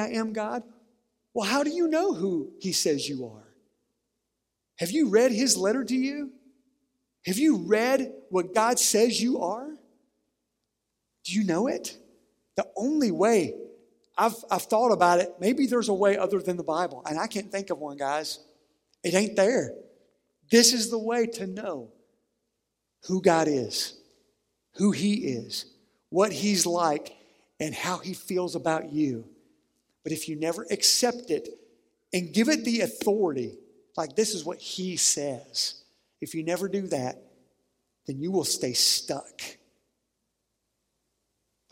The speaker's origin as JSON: {"language": "English", "area": "Sandhill Bottom, Harlan County", "region": "Kentucky", "country": "United States", "tie": "born or raised there", "said": "the home I grew up in Sandhill Bottom in Harlan County"}